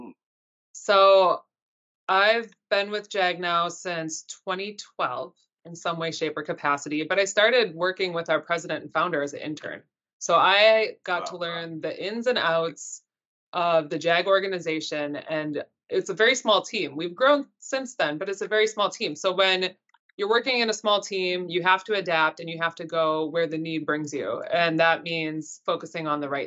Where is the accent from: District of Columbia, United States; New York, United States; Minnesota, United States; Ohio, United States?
Minnesota, United States; Northwest; now in Washington, D.C., United States; I grew up in Northwest Minnesota in a teeny tiny little farm and in a very cold community